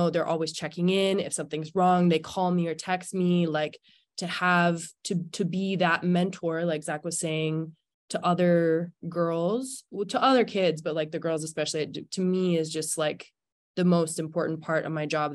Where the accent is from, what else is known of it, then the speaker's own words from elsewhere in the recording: Squamish, British Columbia, Canada; I grew up in Squamish, BC